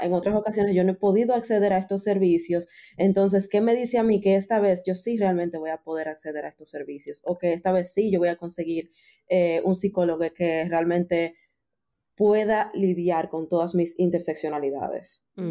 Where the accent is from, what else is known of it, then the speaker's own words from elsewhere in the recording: Dominican Republic; somos de República Dominicana